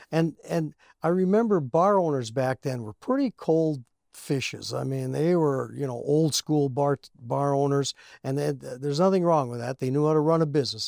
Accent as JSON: {"language": "English", "town": "Cherry", "region": "Minnesota", "country": "United States", "tie": "born or raised there", "said": "We grew up around here. He went to school in Virginia, and I went to school in, uh, Cherry"}